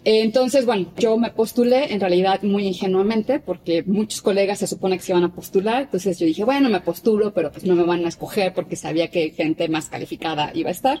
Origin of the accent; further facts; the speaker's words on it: Mexico; fui la única mexicana seleccionada para el grupo 1